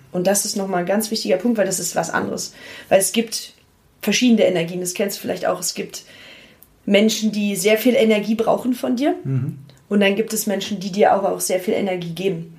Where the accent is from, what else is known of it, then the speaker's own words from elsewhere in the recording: Potsdam, Brandenburg, Germany; also born or lived in Berlin; ich bin von Berlin dann nach Potsdam zurückgezogen nach meinem Studium, weil ich mich da äh, mit meiner Heimat sehr verbunden gefühlt habe